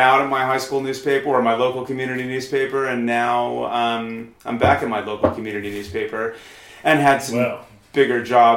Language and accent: English; New York area, United States; moved away as an adult; also born or lived in London; now in Queenstown, New Zealand; I'm from New York, and I'm from the New York area in the United States, and then I lived there until I was, I guess, about 30, and then I moved to London